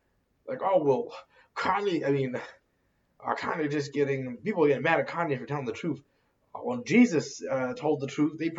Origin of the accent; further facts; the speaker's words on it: Boston, Massachusetts, United States; I'm from Boston, Massachusetts. Okay, so I'm obviously a Patriots fan.